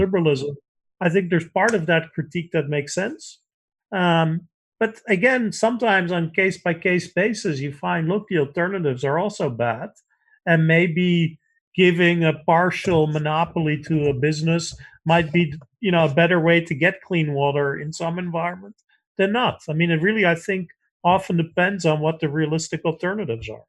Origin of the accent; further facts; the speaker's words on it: Netherlands; moved away; I grew up in the Netherlands